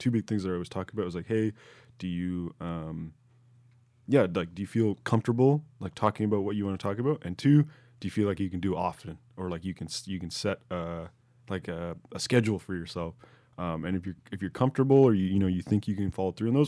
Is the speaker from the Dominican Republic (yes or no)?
no; Canada; our parents had come here. We were all born here, Canadian citizens